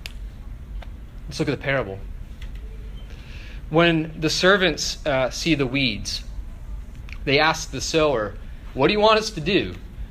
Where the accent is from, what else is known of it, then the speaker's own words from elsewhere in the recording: Northern Virginia, United States; also born or lived in Oakville, Ontario, Canada; I was born just outside of Toronto in a town called Oakville, though I grew up in Northern Virginia.